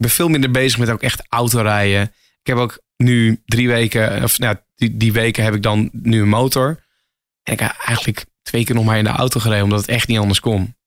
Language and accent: Dutch; Emmen, Drenthe, Netherlands; moved away as an adult; now in Hilversum, Netherlands; oorspronkelijk kom ik uit Emmen, Drenthe. Ik woon nu iets van acht jaar in Hilversum